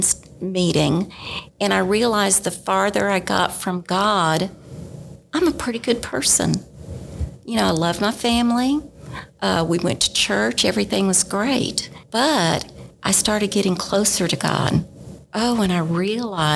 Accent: Dallas, Texas, United States; moved away as an adult; I actually grew up in Dallas, Texas, Southern Baptist, in a Southern Baptist home

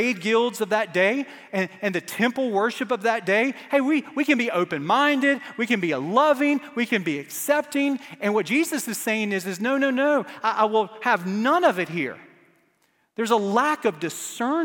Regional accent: Starkville, Mississippi, United States; moved away; I was born in Starkville, Mississippi, the home of baseball

